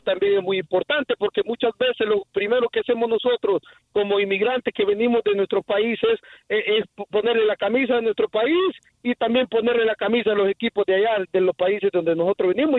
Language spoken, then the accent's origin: Spanish; Honduras; now in Houston, United States; yo soy hondureño